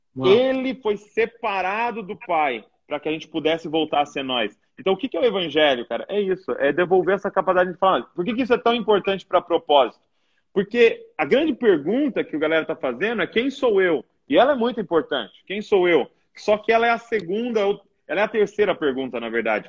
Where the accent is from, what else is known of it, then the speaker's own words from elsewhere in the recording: Brazil; nós, como brasileiros